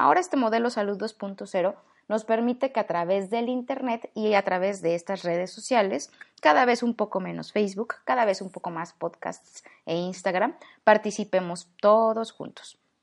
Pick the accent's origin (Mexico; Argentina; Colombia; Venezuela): Mexico